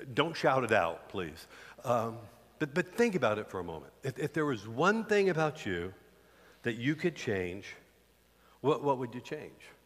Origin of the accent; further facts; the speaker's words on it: the South, United States; we grew up in the South